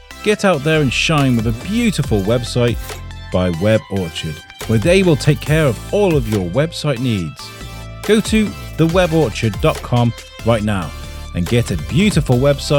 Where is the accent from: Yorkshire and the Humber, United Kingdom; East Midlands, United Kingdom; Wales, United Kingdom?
Wales, United Kingdom; Wrexham; also born or lived in Telford / Shrewsbury; I'm originally from Telford, born in Shrewsbury Hospital, but I'm originally from Telford, grew up in Wrexham.